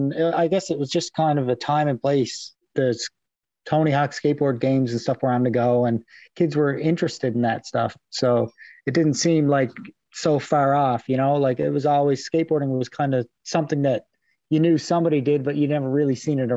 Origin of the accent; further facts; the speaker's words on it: Pasadena, Newfoundland and Labrador, Canada; I'm from Pasadena, Newfoundland. I grew up in Pasadena, Newfoundland most of my life.